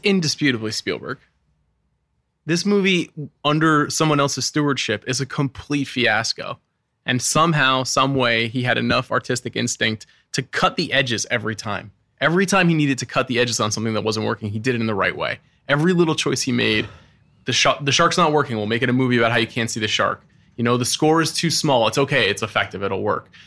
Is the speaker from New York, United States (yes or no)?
yes; Long Island, New York, United States; I grew up on Long Island